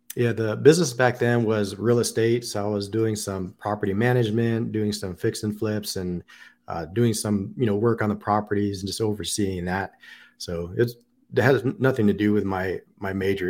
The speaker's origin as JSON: {"language": "English", "town": "Pasadena", "region": "California", "country": "United States", "tie": "born or raised there", "also_born_or_lived": "Long Beach / Las Vegas", "moved": "as an adult", "lives_now": "Columbus, United States", "said": "originally from Southern California, born in Long Beach"}